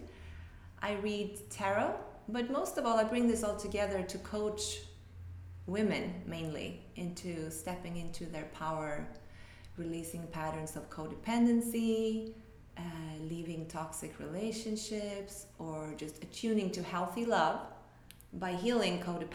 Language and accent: English; Sweden; moved away as an adult; now in Tulum, Mexico; originally I'm from Sweden and I've been in Tulum for it's 10 years now